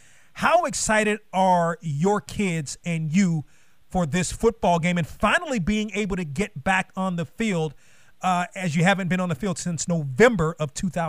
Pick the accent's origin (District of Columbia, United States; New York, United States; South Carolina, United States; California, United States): District of Columbia, United States; Washington; I grew up in the Washington area